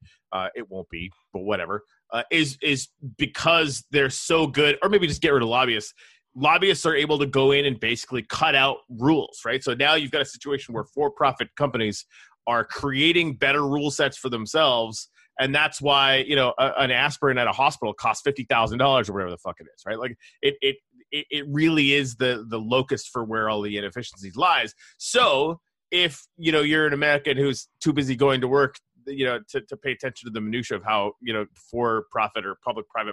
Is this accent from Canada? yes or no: yes; Canada; now in United States; I'm Canadian. I come from a country where universal healthcare was standard